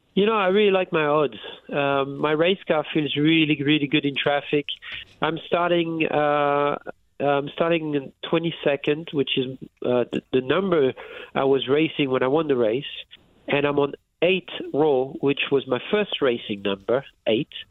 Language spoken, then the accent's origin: English; France; moved away as an adult; I was raised in France